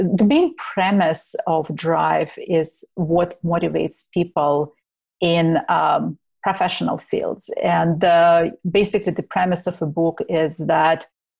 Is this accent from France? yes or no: no; Ukraine; I'm originally from Ukraine, so I actually listen a lot to Russian music, not necessarily US bands.